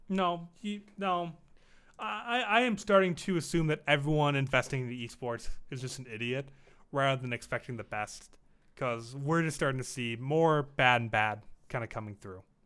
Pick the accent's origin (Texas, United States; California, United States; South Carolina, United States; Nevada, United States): Nevada, United States; Las Vegas; born or raised there